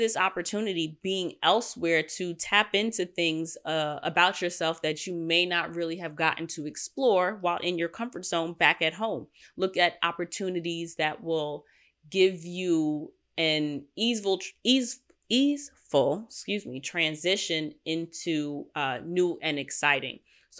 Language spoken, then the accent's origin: English; Queens, New York, United States; I know that I'm a city girl. I grew up in Queens. I spend my time in Manhattan and Brooklyn.